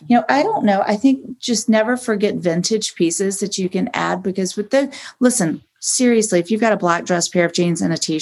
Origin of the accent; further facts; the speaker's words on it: Augusta, Georgia, United States; also born or lived in New York City; now in Beverly Hills, United States; growing up in Augusta, I was in ballet